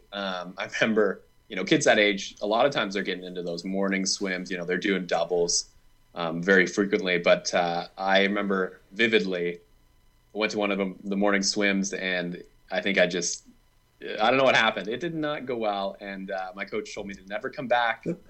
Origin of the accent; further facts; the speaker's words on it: Vancouver Island, British Columbia, Canada; I'm from Vancouver Island.